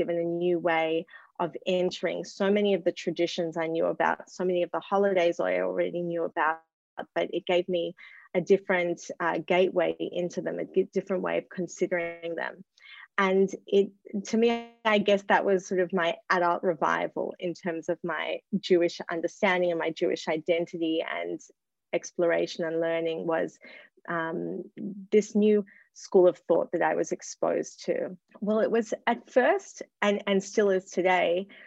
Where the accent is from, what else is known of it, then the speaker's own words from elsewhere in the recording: Australia; moved away; also born or lived in New York; I grew up in Australia, which is where I'm speaking to you from now.